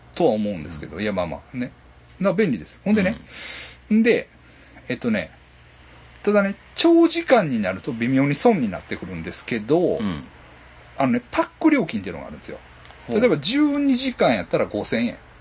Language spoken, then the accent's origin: Japanese; Ashiya, Hyogo, Japan; うちの実家